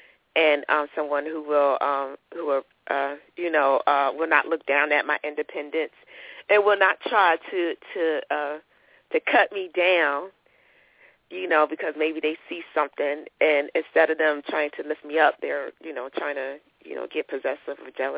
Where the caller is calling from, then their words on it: North Carolina, United States; I'm calling from North Carolina